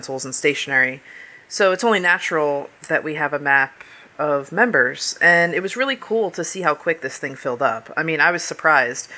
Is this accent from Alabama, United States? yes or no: no; New Jersey, United States; moved away; the town I grew up in New Jersey